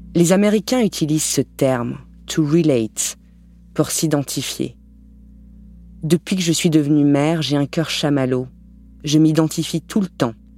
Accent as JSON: {"language": "French", "area": "Lorraine", "region": "Grand Est", "country": "France", "tie": "born or raised there", "said": "Je suis née en Lorraine, aux confins de la France et de l'Allemagne"}